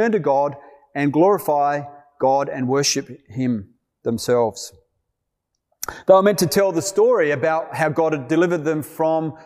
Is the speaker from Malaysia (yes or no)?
no; Australia; moved away as an adult; also born or lived in Malawi; As an Australian working among the Yao in Malawi